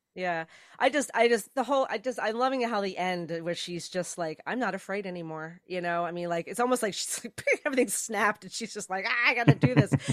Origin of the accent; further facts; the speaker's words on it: New Jersey, United States; I'm originally from New Jersey, and uh, and yeah, South Jersey more.